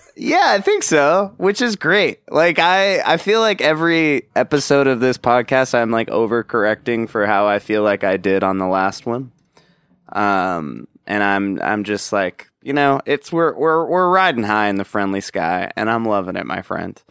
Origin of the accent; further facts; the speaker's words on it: Orange County, California, United States; I grew up in Orange